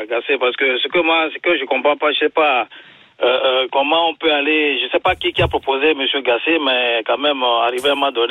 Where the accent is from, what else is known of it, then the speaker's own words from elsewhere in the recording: Togo; je suis togolais